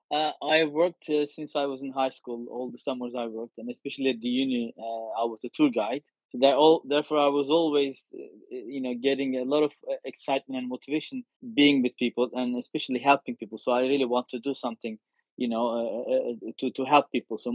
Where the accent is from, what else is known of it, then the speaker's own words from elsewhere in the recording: France; English is a second language; moved away as an adult; now in United States; one when I moved to to US from France.